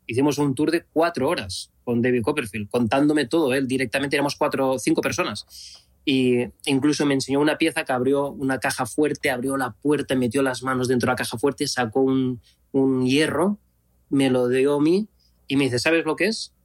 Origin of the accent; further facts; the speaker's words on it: Spain; es donde nací, donde me he criado.